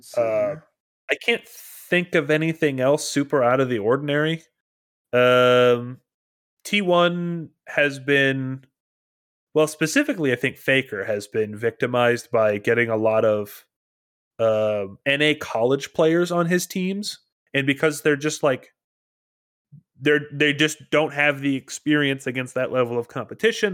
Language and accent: English; Minnesota, United States; I'm a Minnesotan